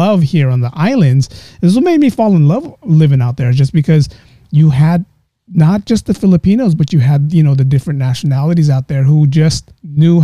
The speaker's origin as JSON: {"language": "English", "town": "San Francisco", "region": "California", "country": "United States", "also_born_or_lived": "Hawaii", "lives_now": "San Francisco, United States", "said": "I'm from San Francisco."}